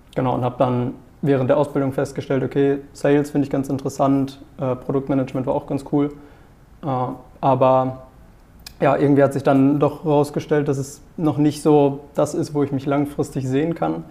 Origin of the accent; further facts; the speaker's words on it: near Paderborn, North Rhine-Westphalia, Germany; moved away as an adult; now in Heide, Germany; ich auch eine Zusage für Wirtschaftspsychologie, ähm, quasi in der Nähe von Paderborn